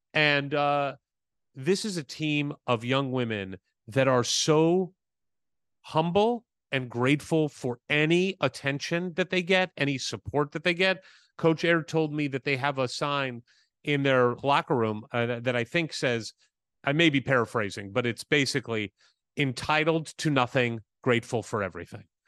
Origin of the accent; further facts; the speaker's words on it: Midwest, United States; moved away; when you and I were growing up in the Midwest